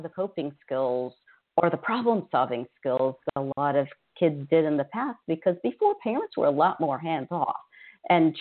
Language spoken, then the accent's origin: English; Louisiana, United States; now in Houston, United States; I grew up in Louisiana, we had mental health centers in every parish